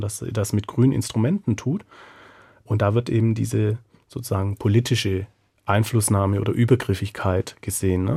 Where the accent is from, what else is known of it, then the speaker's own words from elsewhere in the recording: Southern Germany, Germany; also born or lived in Mexico; now in Frankfurt, Germany; ich bin ja in Süddeutschland aufgewachsen